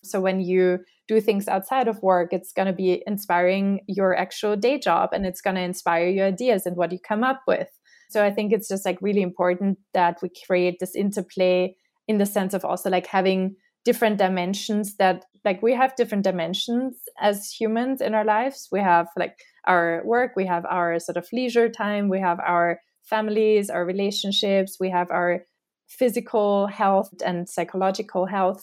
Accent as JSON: {"language": "English", "country": "Austria", "moved": "yes", "lives_now": "New York, United States", "said": "my own identity at, like, my home country"}